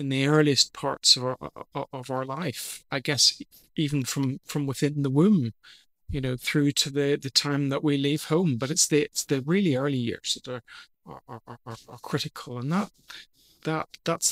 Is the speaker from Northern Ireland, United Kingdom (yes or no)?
yes; Northern Ireland, United Kingdom; I grew up in Northern Ireland.